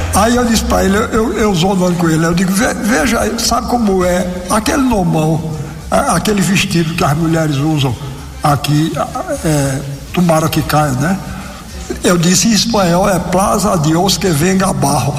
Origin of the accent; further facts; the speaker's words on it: Brazil; eu nasci num país que fala português